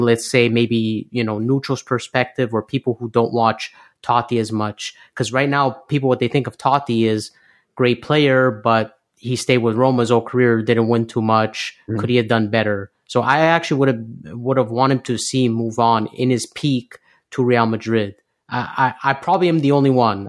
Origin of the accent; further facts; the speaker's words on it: Canada; I was born in Canada